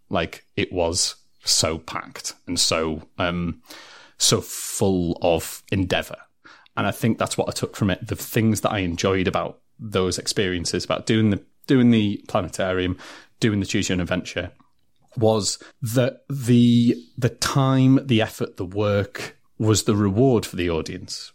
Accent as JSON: {"language": "English", "town": "Durham", "region": "North East England", "country": "United Kingdom", "tie": "born or raised there", "said": "I'm come from Durham City"}